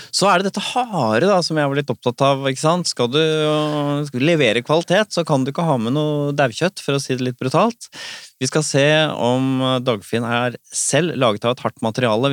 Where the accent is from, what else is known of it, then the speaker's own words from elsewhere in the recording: Bærum, Akershus, Norway; Jeg er jo fra Bærum, riktignok Rykken